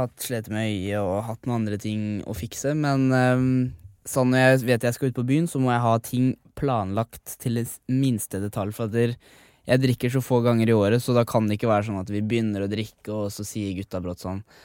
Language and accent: Norwegian; Sarpsborg, Østfold, Norway; moved away as an adult; now in Oslo, Norway; alle barndomsvennene mine, familien min, sånn mm. hjemme i Sarpsborg